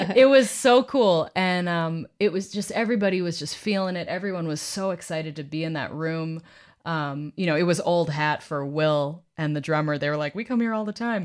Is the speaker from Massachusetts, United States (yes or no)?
yes; Boston, Massachusetts, United States; my hometown, Boston